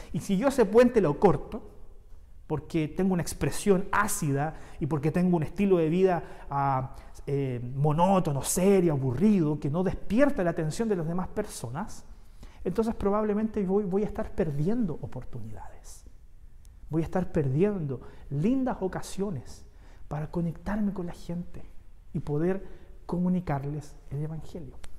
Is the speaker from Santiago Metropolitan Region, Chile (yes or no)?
yes; Santiago, Santiago Metropolitan Region, Chile; now in Concepción, Chile; yo soy santiaguino, yo vengo de Santiago